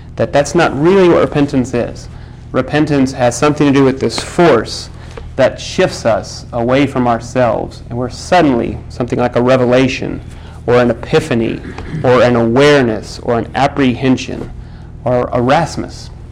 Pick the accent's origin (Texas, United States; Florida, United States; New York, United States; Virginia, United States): Texas, United States; I'm from Texas